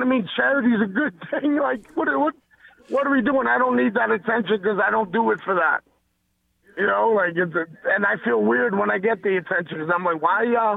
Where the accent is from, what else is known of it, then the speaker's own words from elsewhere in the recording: New York, United States; growing up in New York